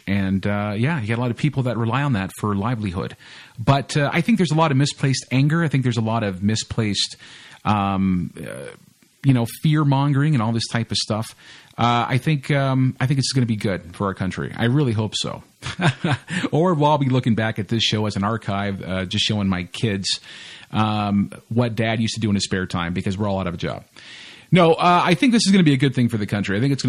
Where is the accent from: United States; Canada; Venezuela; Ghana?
Canada; Canadians will go down to America, and it's like we don't really, you know, hype that up a lot for some reason.